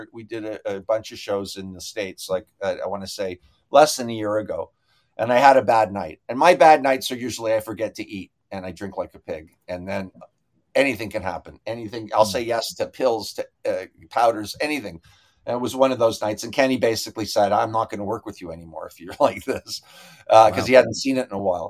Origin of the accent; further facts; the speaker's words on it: Canada; I'm Canadian